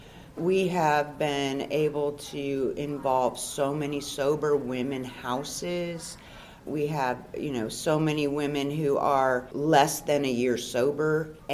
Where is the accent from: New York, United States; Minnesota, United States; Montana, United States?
Minnesota, United States; Minneapolis; moved away as an adult; also born or lived in California; now in Terrell, Texas, United States; I'm originally from Minneapolis, Minnesota.